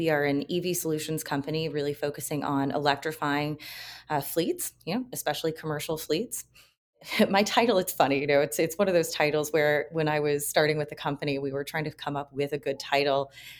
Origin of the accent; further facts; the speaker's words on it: Kentucky, United States; No, but I grew up in Kentucky down the road from the Four Roses Distillery